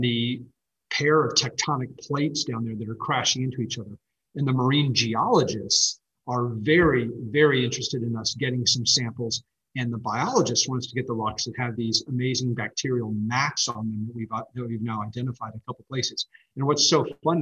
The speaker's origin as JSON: {"language": "English", "country": "United States", "said": "being an American"}